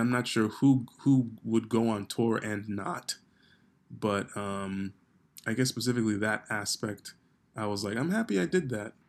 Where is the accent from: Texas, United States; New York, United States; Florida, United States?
New York, United States; growing up in New York